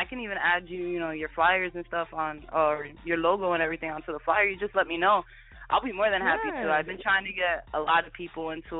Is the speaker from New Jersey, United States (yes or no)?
yes; Jersey City, New Jersey, United States; I'm from Jersey City, New Jersey.